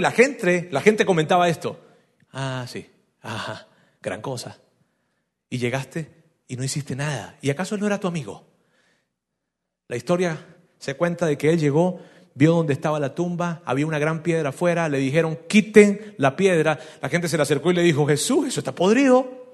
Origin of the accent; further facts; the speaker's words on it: Venezuela; yo soy de Venezuela